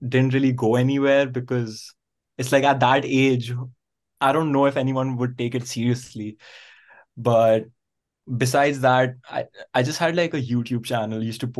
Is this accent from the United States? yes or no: no; India; moved away as an adult; now in Vancouver, Canada; So I am from India and I moved to Vancouver for study purposes like 2.5 years ago.